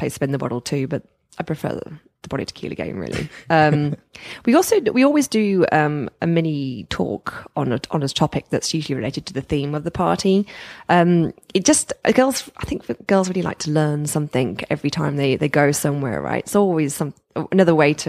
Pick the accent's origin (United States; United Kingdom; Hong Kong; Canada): United Kingdom; So I guess once again, since we are British, we don't do things like this.